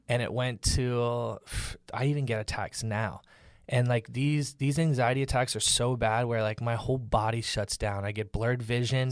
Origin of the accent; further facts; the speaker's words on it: Orlando, Florida, United States; now in Los Angeles, United States; I grew up in Orlando, Florida